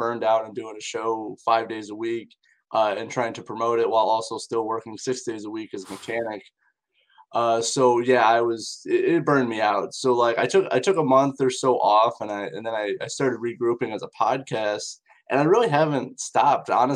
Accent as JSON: {"language": "English", "region": "Indiana", "country": "United States", "said": "in my area, which I'm from Indiana in the United States"}